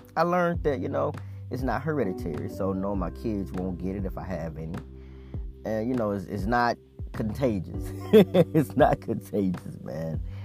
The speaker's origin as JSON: {"language": "English", "region": "Mississippi", "country": "United States", "tie": "born or raised there", "said": "I was born in Mississippi"}